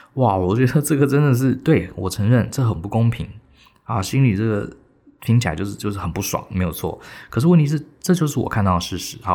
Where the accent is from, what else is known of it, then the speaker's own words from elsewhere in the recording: Taiwan; 很标准我们台湾人的谦逊